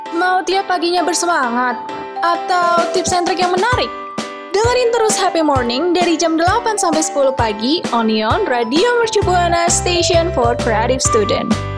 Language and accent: Indonesian; Java, Indonesia; iku juga dari Jawa